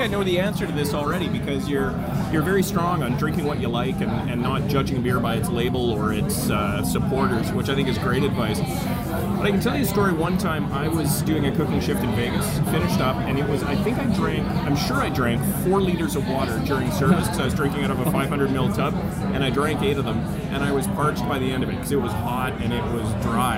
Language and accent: English; Thunder Bay, Ontario, Canada; also born or lived in Vancouver; now in Gibsons, Canada; My hometown, Thunder Bay, where I grew up